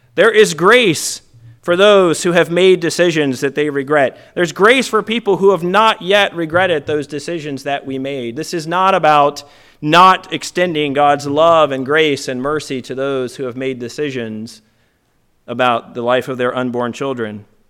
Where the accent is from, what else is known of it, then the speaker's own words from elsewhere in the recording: Virginia, United States; I'm not usually ashamed of my home state